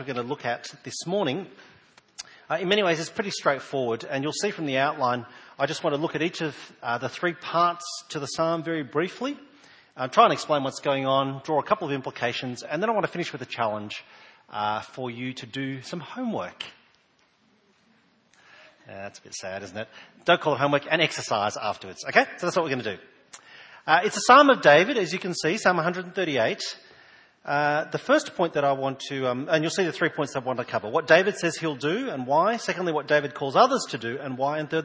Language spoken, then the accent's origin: English; New South Wales, Australia; now in South Australia, Australia; I was born in New South Wales and moved here a number of years ago